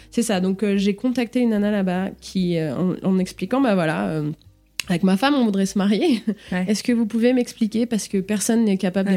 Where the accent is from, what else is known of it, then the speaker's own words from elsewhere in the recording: Lyon, Auvergne-Rhône-Alpes, France; moved away as an adult; also born or lived in Paris / Singapore; now in Chicago, United States; je viens de Lyon. J'étais Lyon, je suis partie à dix-huit ans, j'étais à Paris, après, je suis partie en Asie